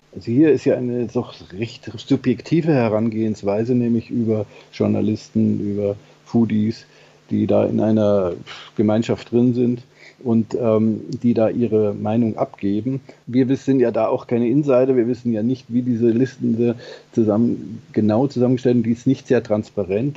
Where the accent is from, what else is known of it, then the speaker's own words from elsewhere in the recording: Germany; bei uns in Deutschland